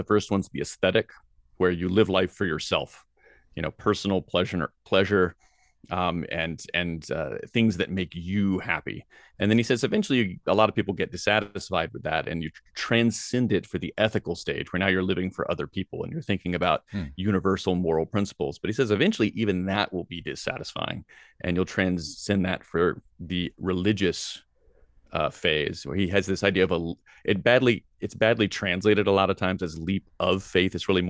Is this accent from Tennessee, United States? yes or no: yes; Tennessee, United States; I mean, I was raised in Tennessee, and there's a lot of wonderful things about the South.